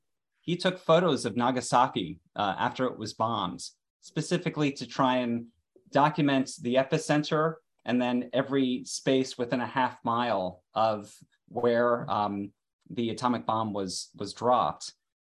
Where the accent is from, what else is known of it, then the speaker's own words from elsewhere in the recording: New York, United States; I was a kid from New York, Jewish mother, Italian father, great food, and plenty of things to worry about in the early 80s. That's basically where I come from. I'm a Reagan baby, raised